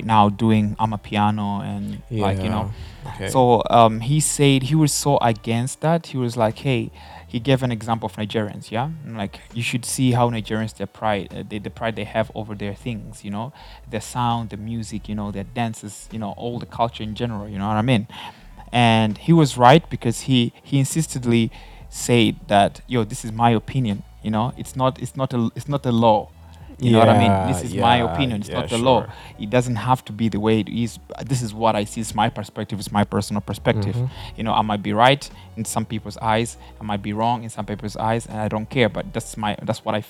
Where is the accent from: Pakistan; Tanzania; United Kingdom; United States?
Tanzania; I'm from Tanzania